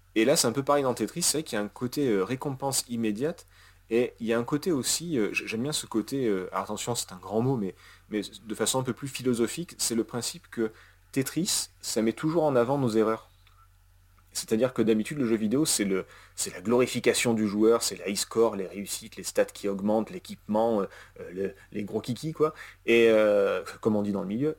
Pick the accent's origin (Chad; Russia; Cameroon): Russia; je suis russe